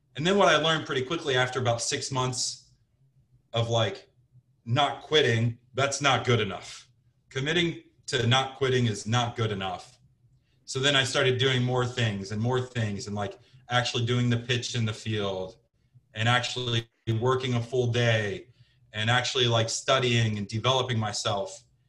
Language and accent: English; Cincinnati, Ohio, United States; moved away as an adult; also born or lived in Scottsdale, Arizona / Portland, Oregon / New Jersey; I'm from Cincinnati, Ohio, originally